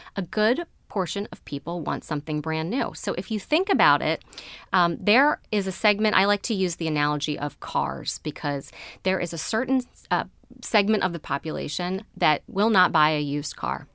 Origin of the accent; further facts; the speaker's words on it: Baltimore County, Maryland, United States; I grew up in Baltimore County